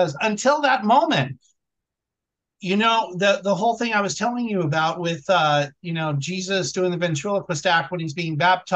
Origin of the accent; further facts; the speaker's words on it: Vallejo, California, United States; Vallejo, my hometown